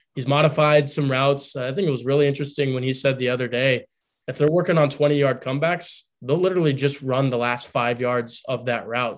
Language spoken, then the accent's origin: English; Texas, United States; moved away as an adult; now in South Bend, United States; I grew up in Texas